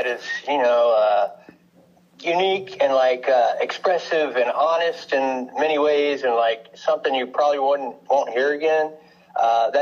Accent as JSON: {"language": "English", "town": "Houston", "region": "Texas", "country": "United States", "said": "I'm from Houston, Texas, and I haven't been able to escape here yet"}